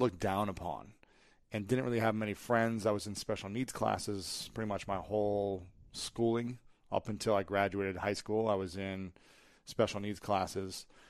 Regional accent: United States; I grew up in America

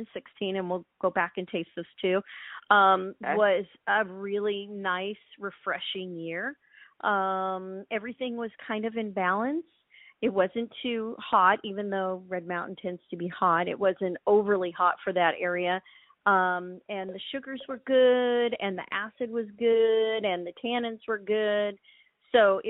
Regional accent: Hawaii, United States; moved away as an adult; also born or lived in Oregon; I grew up in Hawaii and I moved to Oregon to go to college

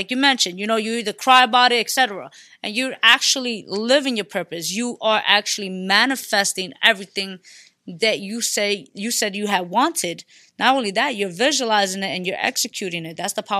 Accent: Bronx, New York, United States; I'm from the Bronx, Puerto Rican from the Bronx.

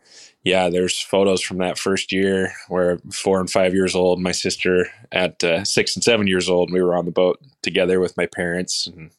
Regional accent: Seattle, Washington, United States; I'm from Seattle, Washington. Bree and I live just north of Seattle in a town called Edmonds

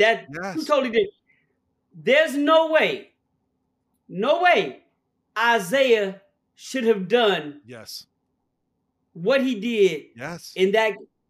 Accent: Chicago, Illinois, United States; I'm from Chicago.

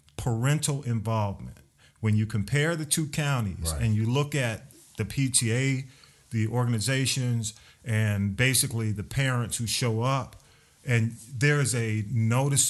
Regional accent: Atlanta, Georgia, United States; We're from Atlanta Public School Systems

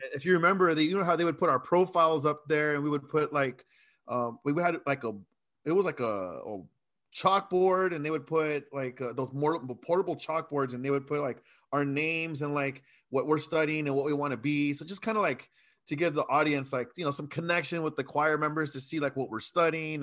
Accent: Chula Vista, California, United States; also born or lived in Coronado / Texas; I was raised in Chula Vista

